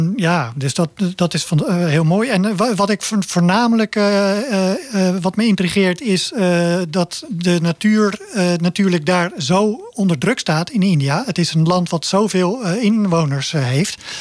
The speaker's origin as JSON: {"language": "Dutch", "town": "Zoeterwoude", "region": "South Holland", "country": "Netherlands", "tie": "born or raised there", "also_born_or_lived": "Leiden", "said": "ik ben echt opgegroeid in de polder in Zoeterwoude."}